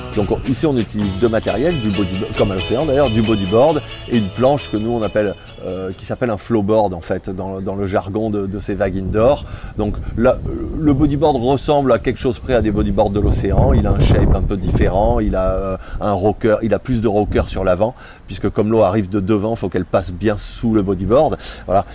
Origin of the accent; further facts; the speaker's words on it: Bordeaux, Nouvelle-Aquitaine, France; on est de Bordeaux